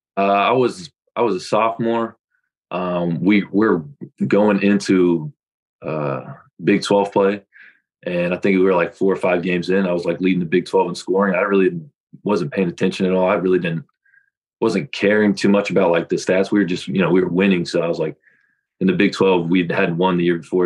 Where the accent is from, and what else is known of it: Kansas, United States; born or raised there